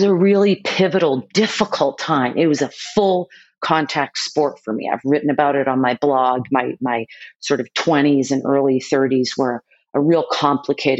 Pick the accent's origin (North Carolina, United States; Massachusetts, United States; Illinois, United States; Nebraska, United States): Massachusetts, United States; Boston; my family was very well known in the city that I grew up in Boston